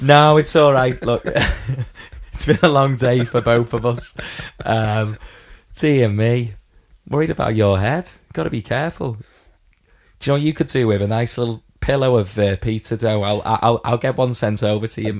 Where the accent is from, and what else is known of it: Widnes, North West England, United Kingdom